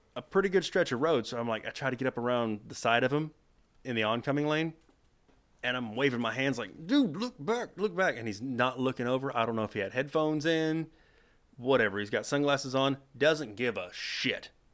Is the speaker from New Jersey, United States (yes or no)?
no; Texas, United States; It's home